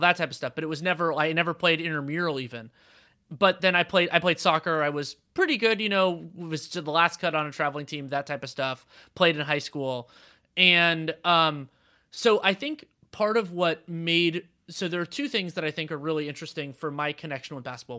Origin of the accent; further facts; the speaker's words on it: Bay Area, California, United States; also born or lived in Los Angeles; I grew up in the Bay Area